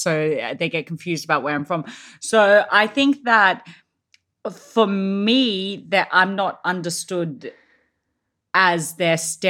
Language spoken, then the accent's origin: English; Australia; now in London, United Kingdom; not actually a lot of people know that I'm from Australia in London. A lot of them think I'm South African.